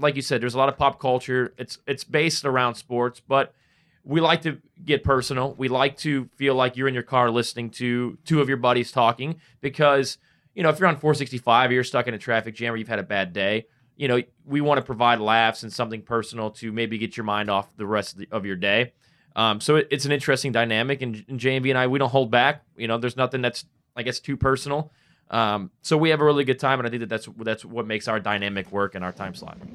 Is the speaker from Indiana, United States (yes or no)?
yes; Northwest Indiana, United States; moved away as an adult; now in Indianapolis, United States; I grew up in Northwest Indiana